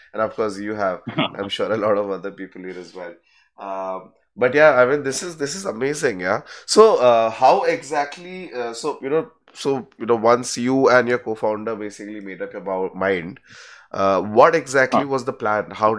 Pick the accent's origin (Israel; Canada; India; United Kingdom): India; Kolkata, West Bengal; I'm also from Kolkata. I'm your Bangali.